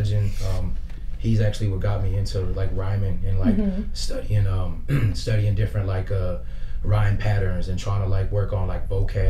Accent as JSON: {"language": "English", "town": "Victorville", "region": "California", "country": "United States", "tie": "born or raised there", "also_born_or_lived": "New York / San Bernardino", "said": "I grew up in California my whole life, pretty much. My family's from Puerto Rico, and my another side of my family's from New York."}